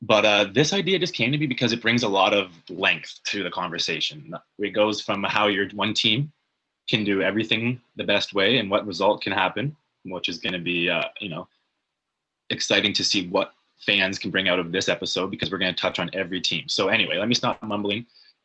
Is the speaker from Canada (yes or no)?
yes; Canada; I'm just a Canadian hockey fan.